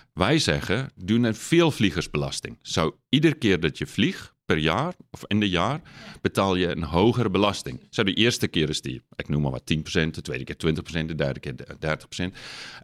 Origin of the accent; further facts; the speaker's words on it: South Africa; accent: lichte accent; Dutch is a second language; now in Netherlands; ik ben geboren in Zuid-Afrika. Ik ben opgegroeid op een natuurreservaat